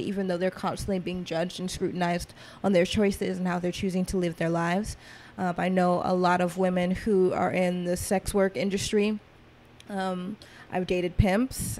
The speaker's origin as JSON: {"language": "English", "town": "Atlanta", "region": "Georgia", "country": "United States", "tie": "born or raised there", "said": "growing up in Atlanta, being born in Atlanta, I grew up kind of in trap culture"}